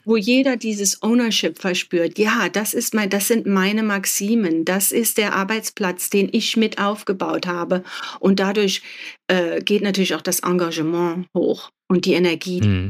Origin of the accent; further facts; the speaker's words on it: Germany; mein Vater ist Spanier, meine Mutter Deutsche und ich bin in Deutschland aufgewachsen